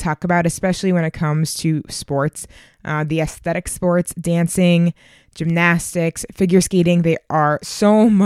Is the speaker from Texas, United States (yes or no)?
no; Boston, Massachusetts, United States; My hometown marathon, the Boston Marathon